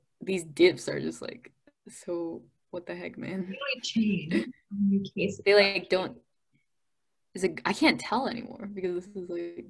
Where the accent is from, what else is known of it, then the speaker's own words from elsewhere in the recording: Detroit, Michigan, United States; We are from Michigan. I am from